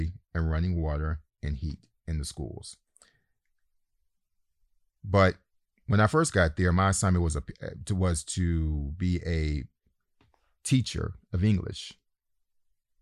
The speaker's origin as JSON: {"language": "English", "country": "United States", "moved": "yes", "said": "I'm the American."}